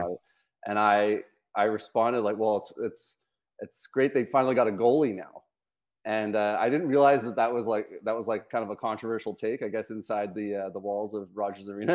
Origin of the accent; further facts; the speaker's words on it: Vancouver, British Columbia, Canada; growing up in Vancouver